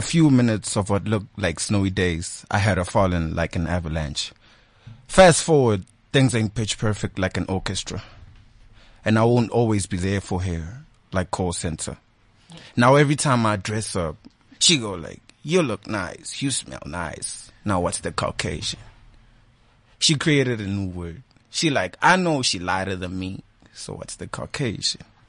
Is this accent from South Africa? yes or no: yes; Malamulele, Limpopo, South Africa; moved away; I'm originally from Limpopo in a small town called Malamlele